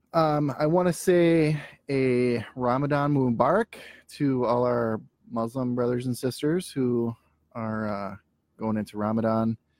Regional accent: Minneapolis, Minnesota, United States; I'm from Minneapolis.

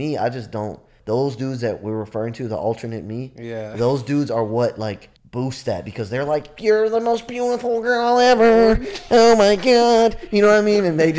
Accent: Nigeria; it was about when people find out I'm Nigerian, they're like, oh, I thought you were regular black.

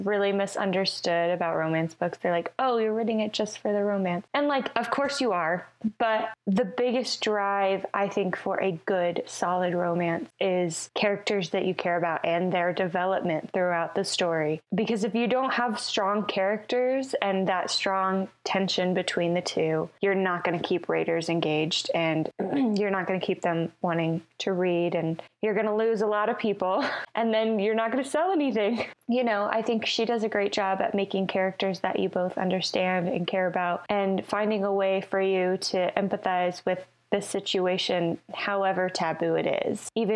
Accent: the South, United States; I grew up in the South

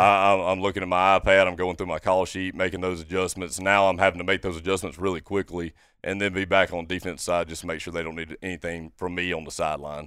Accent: Brandon, Mississippi, United States; also born or lived in Monticello, Arkansas; now in Ocean Springs, United States; I'm originally from Brandon, Mississippi, um, born and raised there

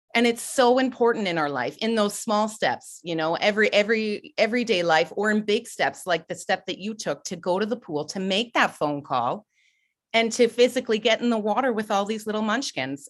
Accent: Ontario, Canada; moved away; I'm originally from Ontario. I grew up swimming

